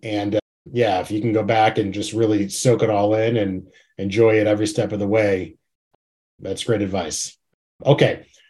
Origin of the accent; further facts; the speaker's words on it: Chicago, Illinois, United States; I'm from Chicago